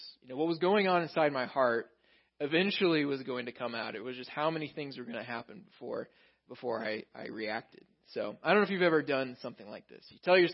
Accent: Texas, United States; moved away; I grew up in Texas

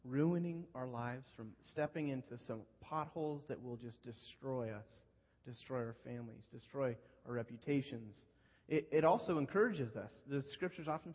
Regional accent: Northern California, United States; moved away; I grew up in Northern California

